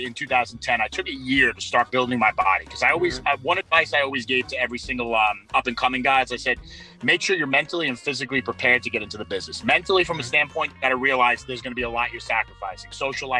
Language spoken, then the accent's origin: English; New York City, New York, United States; I'm from Brooklyn